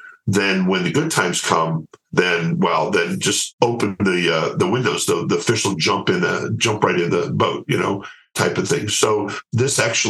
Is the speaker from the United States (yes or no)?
yes; United States; I'm an American and happy to stay here